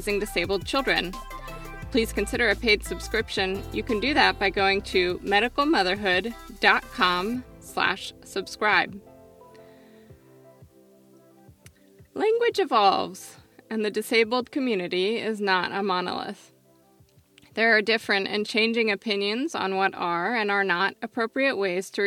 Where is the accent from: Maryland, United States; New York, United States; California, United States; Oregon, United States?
Oregon, United States; my home state of Oregon